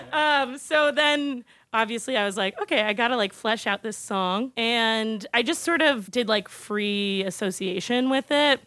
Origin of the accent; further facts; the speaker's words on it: California, United States; moved away; I'm from California originally, and I grew up as a theater kid